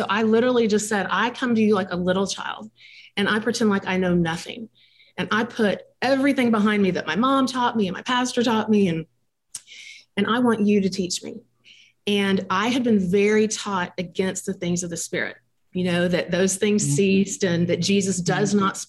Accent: Dallas, Texas, United States; I grew up in in Dallas, Texas

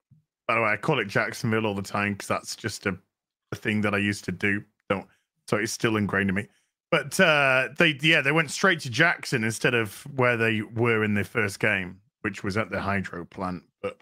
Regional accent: United Kingdom; I'm British, dude.

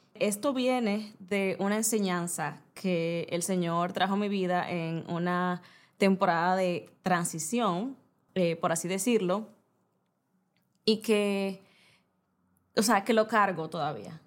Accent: Santo Domingo, Distrito Nacional, Dominican Republic; moved away as an adult; also born or lived in Bávaro, Punta Cana; soy dominicana soy, eh, viví, crecí toda mi vida en la capital, Santo Domingo

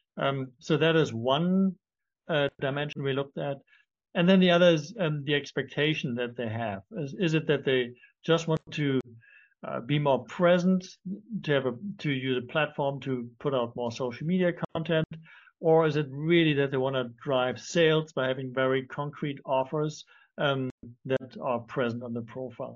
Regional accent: Germany; also born or lived in London; now in Cape Town, South Africa; I'm not French. I'm originally from Germany. Uh, we lived in, in London. That's where we met now. I'm in Cape Town

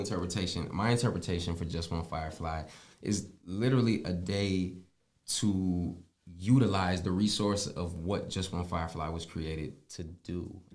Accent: Tennessee, United States; accent: country; also born or lived in Pennsylvania / North Carolina; now in South Florida, United States; I was born in Pennsylvania, raised in Tennessee, seasoned in North Carolina.

